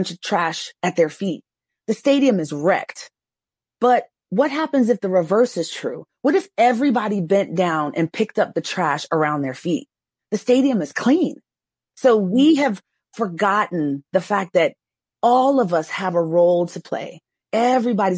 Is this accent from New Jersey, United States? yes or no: no; New York, United States; moved away; also born or lived in Texas; I grew up in New York